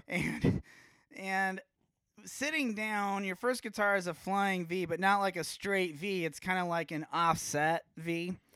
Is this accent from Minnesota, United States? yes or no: no; Omaha, Nebraska, United States; growing up in Omaha